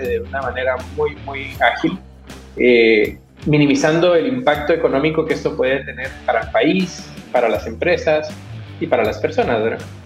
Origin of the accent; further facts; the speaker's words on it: Guatemala; moved away as an adult; now in Chile; primero yo soy guatemalteco de nacimiento, eh, chileno de corazón. Hace 19 años que estoy acá.